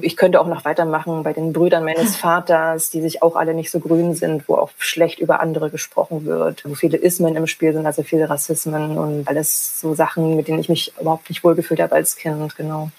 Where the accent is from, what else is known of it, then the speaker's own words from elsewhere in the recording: GDR, East Germany, Germany; ich bin in der DDR groß geworden